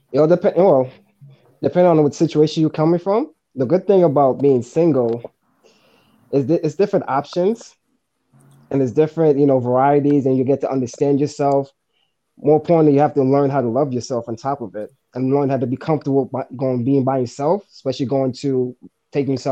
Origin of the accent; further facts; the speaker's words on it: New York City, New York, United States; I'm also from Manhattan.